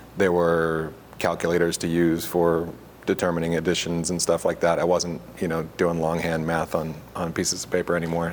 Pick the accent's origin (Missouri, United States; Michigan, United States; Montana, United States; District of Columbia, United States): Missouri, United States; Augusta; moved away as an adult; also born or lived in McMinnville, Oregon; I grew up in Augusta, Missouri